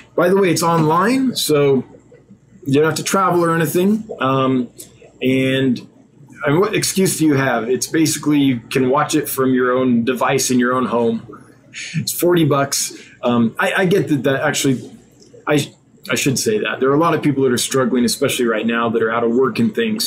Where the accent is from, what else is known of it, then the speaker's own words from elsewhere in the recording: United States; I'm an American